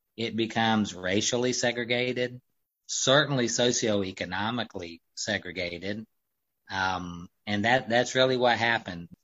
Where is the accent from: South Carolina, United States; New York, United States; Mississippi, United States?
South Carolina, United States; the Upstate; we're from the Upstate originally